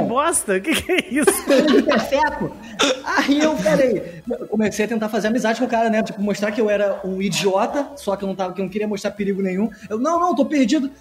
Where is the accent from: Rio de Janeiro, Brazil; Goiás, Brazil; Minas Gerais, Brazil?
Rio de Janeiro, Brazil; Nova Iguaçu; eu sou de Nova Iguaçu